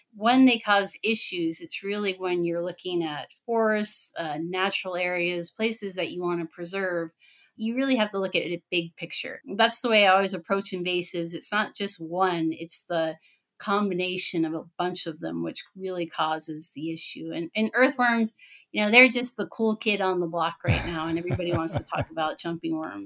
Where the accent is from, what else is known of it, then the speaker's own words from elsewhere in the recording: Pennsylvania, United States; now in Wisconsin, United States; I'm in Wisconsin. I'm originally from Pennsylvania.